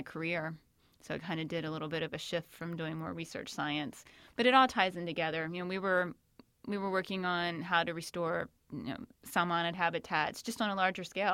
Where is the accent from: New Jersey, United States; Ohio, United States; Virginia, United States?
Virginia, United States; Shenandoah Valley, Northern; moved away as an adult; also born or lived in Northern California; I'm actually out near the Shenandoah Valley is where I grew up and where I live now